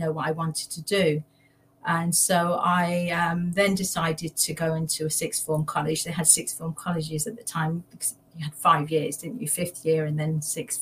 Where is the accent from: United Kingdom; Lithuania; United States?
United Kingdom; Leicester, East Midlands; also born or lived in London; I was born in London. My father uprooted us and moved us to Leicester, of all the places in East Midlands. So I grew up there.